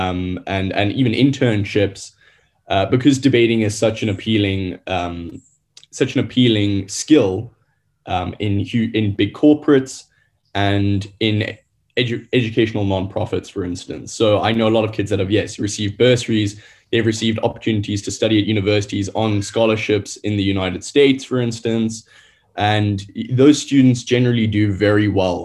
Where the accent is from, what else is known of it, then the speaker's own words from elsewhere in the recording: Gauteng, South Africa; moved away; I'm from Gauteng originally